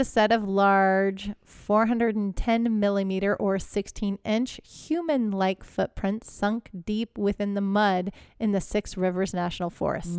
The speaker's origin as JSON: {"language": "English", "town": "Houston", "region": "Texas", "country": "United States", "tie": "born or raised there", "said": "I grew up in Houston"}